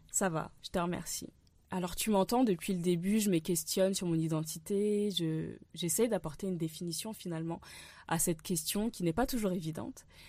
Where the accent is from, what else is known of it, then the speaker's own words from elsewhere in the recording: France; Suis-je française Oui. Est-ce que je suis béninoise aussi. Ou en tout cas, j'apprends chaque jour à l'être un peu plus